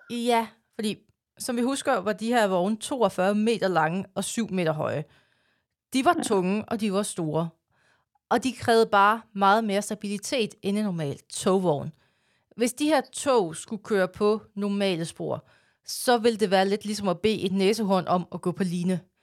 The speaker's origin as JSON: {"language": "Danish", "country": "Denmark", "said": "det siger jeg som jyde"}